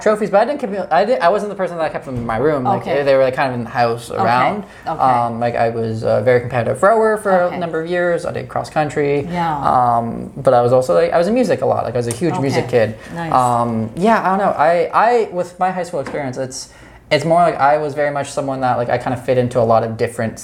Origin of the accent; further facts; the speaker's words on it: London, Ontario, Canada; moved away; I grew up in London, Ontario, so it's it's a giant suburb city.